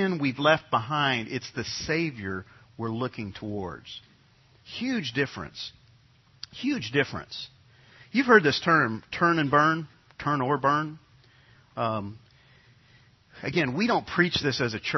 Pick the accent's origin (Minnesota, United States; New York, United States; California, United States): New York, United States; when I grew up in New York, all of my friends were Catholic